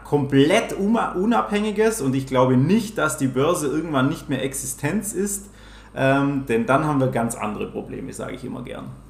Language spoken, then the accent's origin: German; Swabia, Baden-Württemberg, Germany; accent: Swabian; ich komme aus dem Schwabenländle. Vielleicht hört man es auch ab und zu.